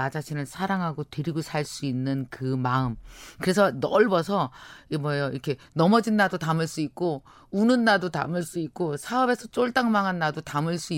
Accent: Jeungpyeong, North Chungcheong, South Korea; 제가 증평이

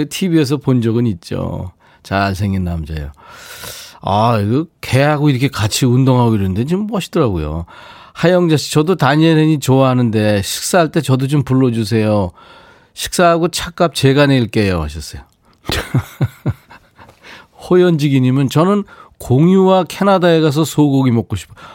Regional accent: Yangsan, South Gyeongsang, South Korea; 저도 양산이에요.

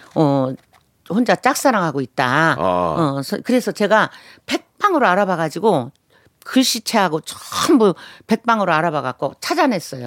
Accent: Chungcheong, South Korea; 저희 고향이 충청도예요

